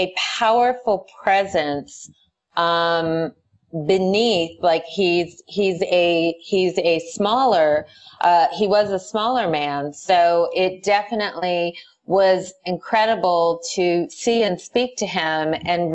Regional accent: Whittier, California, United States; I grew up in Whittier, California, in a place called Friendly Hills

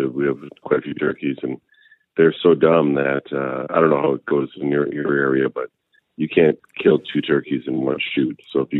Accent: New Brunswick, Canada; moved away; also born or lived in Northern Ontario; I'm originally from New Brunswick.

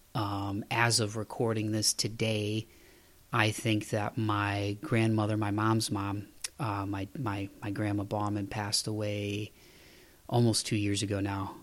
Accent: Toledo, Ohio, United States; moved away as an adult; now in Tennessee, United States; the last winter I was home in Toledo, Ohio, my hometown

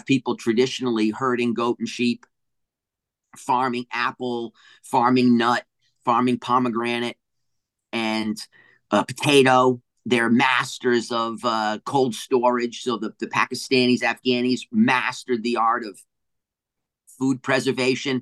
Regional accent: New England, Rhode Island, United States; also born or lived in Hawaii / Bay Area, California / Humboldt, California; now in Northern California, United States; I grew up in New England on the coast

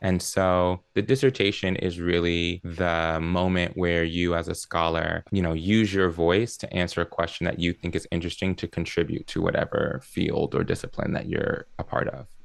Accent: Maryland, United States; also born or lived in New Jersey / Columbus, Ohio; I grew up in Maryland. That's where I live now and it's where I grew up

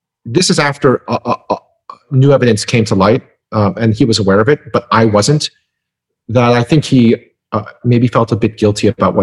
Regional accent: Midwest, United States; I grew up in the Midwest

